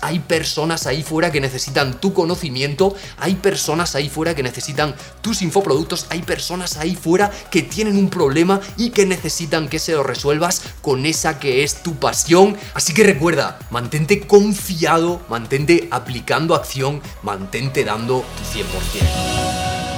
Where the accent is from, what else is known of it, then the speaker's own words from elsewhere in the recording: Region of Murcia, Spain; soy de Murcia o soy de un pueblo muy pequeño de Murcia